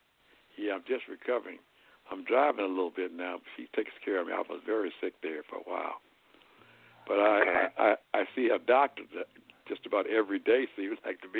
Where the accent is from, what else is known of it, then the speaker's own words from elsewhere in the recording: Hayti, Missouri, United States; moved away as an adult; also born or lived in Arkansas / Texas / Benton Harbor, Michigan; now in Kansas City, United States; And then we moved to a place called Steele, Missouri. I grew up in Steele in Haiti, Missouri, which is in the Boot Hill.